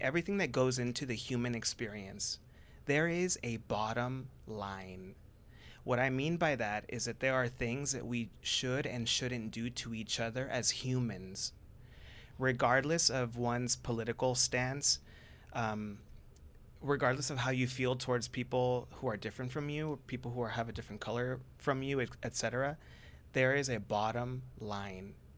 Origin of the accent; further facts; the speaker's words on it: Orange County, California, United States; I am originally from Orange County, which, by the way, y'all, is not what you see on T V. I grew up, I grew up middle class